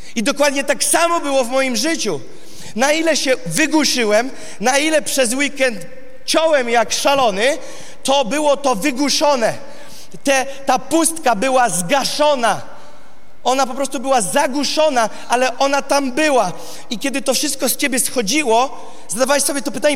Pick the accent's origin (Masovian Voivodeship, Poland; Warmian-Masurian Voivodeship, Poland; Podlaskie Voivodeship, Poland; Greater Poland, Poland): Warmian-Masurian Voivodeship, Poland; Gołdap; Jest to miasto Goldap w samym górnym prawym rogu, bardzo bliziutko obwodu Kaliningrad, z Kaliningradem i tam się urodziłem